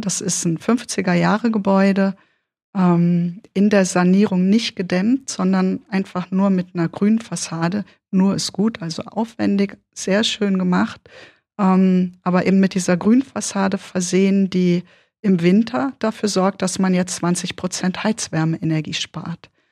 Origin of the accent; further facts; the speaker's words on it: Odenwald, Germany; accent: Berlin; also born or lived in Berlin / Göttingen / Kassel; Ich bin, bis ich sechseinhalb war, in Berlin groß geworden. Ähm, Moloch, wahnsinnig viele Leute, immer viel los, Partys und so weiter. Und dann umgezogen worden in den Odenwald.